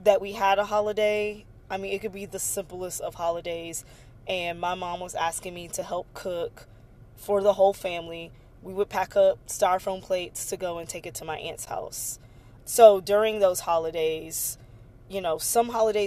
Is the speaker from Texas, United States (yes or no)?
yes; Galveston, Texas, United States; I'm from Galveston, which is where the Emancipation Proclamation was read. And so I grew up with Juneteenth being like a really special holiday